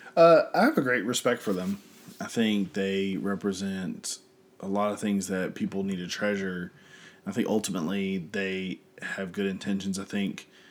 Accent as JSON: {"language": "English", "country": "United States", "said": "I'm full American"}